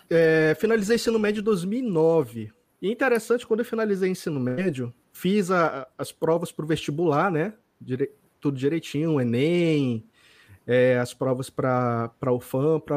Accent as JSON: {"language": "Portuguese", "town": "Manaus", "region": "Amazonas", "country": "Brazil", "tie": "born or raised there", "said": "Eu nasci e me criei aqui no Amazonas. Nasci aqui em Manaus, é, mas passei a maior parte da minha infância morando em várias cidades no interior aqui do, do Amazonas, certo?"}